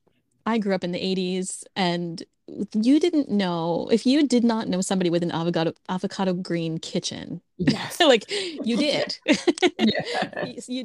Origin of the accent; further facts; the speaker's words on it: New Jersey, United States; I grew up in New Jersey